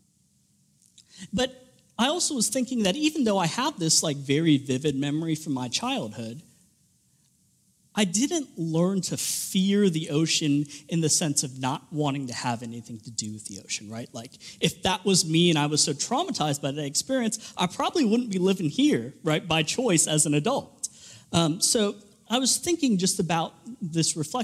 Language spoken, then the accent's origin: English; Southern California, United States; moved away; I grew up in Southern California, about 20 minutes from the beach